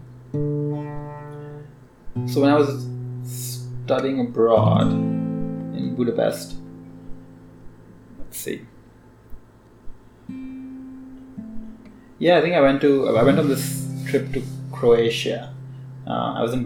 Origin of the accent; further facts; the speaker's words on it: India; I'm Indian